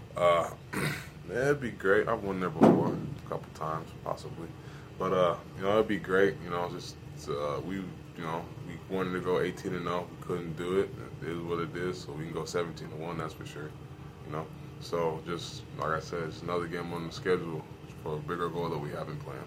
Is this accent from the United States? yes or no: yes; Atlanta, Georgia, United States; also born or lived in New Jersey; I'm from Atlanta, but I was born in New Jersey